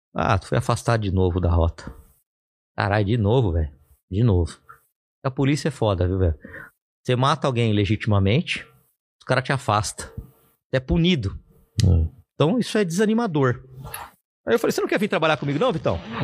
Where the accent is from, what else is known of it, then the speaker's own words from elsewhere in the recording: Ribeirão Preto, São Paulo, Brazil; eu sou de Ribeirão Preto